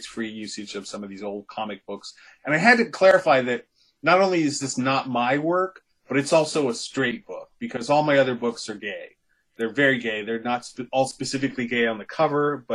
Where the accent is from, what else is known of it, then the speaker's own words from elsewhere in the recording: Ohio, United States; moved away as an adult; also born or lived in New York City / Jersey City; My family's from New York City in various places, and I was raised in Ohio